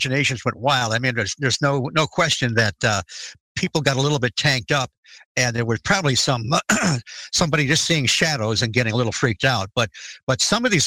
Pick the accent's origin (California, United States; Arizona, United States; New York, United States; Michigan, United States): Michigan, United States; Detroit; I grew up in the Detroit area